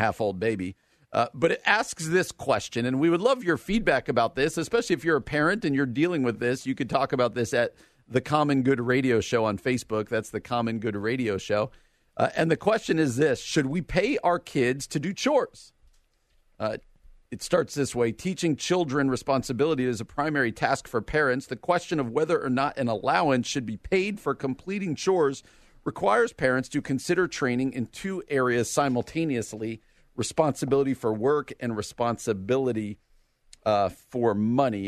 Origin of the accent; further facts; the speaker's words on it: New Jersey, United States; now in Illinois, United States; the state that I currently live in and the state I grew up in. Illinois and New Jersey